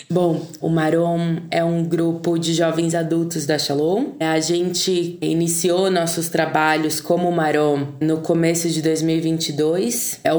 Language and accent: Portuguese; interior of São Paulo, Brazil; now in São Paulo, Brazil; Sou nascida aqui em São Paulo, cresci no interior, por isso é um, um sotaque um pouquinho